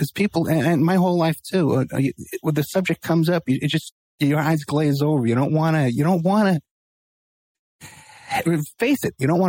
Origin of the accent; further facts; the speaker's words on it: New York City, New York, United States; now in Las Vegas, United States; I was born in New York in the Bronx